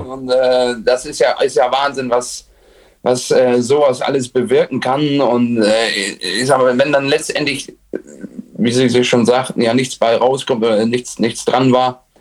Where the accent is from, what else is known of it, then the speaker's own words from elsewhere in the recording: Oldenburg, Lower Saxony, Germany; ich komme aus Oldenburg